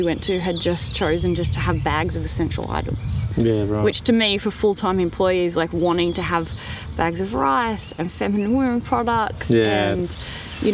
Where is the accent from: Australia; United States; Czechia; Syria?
Australia; as an Australian or someone living in the first world